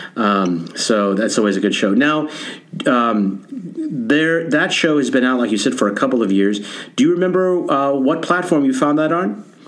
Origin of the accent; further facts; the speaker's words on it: Nebraska, United States; I come from Nebraska